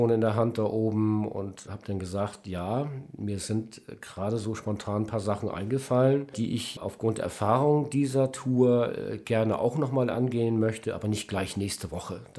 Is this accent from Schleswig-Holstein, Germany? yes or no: yes; Kappeln, Schleswig-Holstein, Germany; liegt die Stadt Kappeln, meine alte Heimat. Da möchte ich hin.